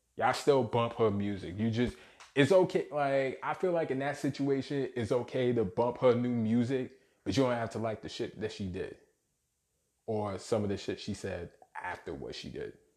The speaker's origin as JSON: {"language": "English", "town": "New York City", "region": "New York", "country": "United States", "tie": "born or raised there"}